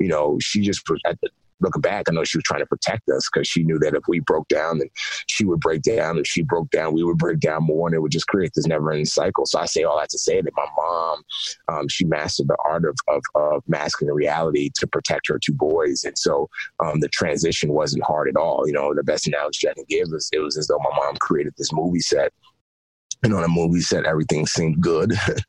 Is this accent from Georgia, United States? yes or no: no; Bronx, New York, United States; growing up in the Bronx, walking down the streets, and the crack epidemic was huge, was really, really big at the time when I was growing up, late 80s, early 90s.